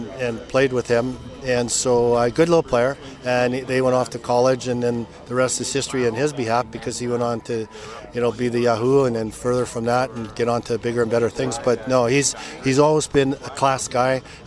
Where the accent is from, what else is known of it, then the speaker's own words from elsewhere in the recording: Burnaby, British Columbia, Canada; I remember growing up in Burnaby where every day after school I was kicking a ball